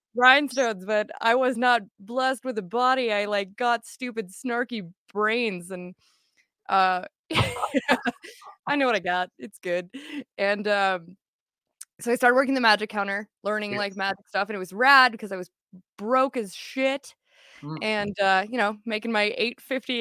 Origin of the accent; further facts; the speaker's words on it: Falcon, Colorado, United States; the sole goth metal kid in the middle of bumfuck nowhere, Falcon, Colorado.